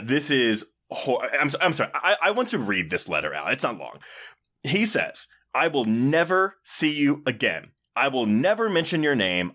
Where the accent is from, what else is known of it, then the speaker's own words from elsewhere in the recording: Texas, United States; me growing up in Texas